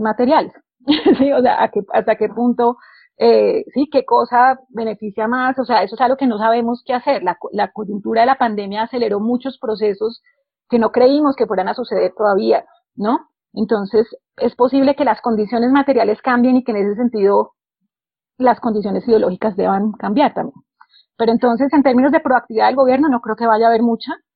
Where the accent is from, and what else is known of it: Colombia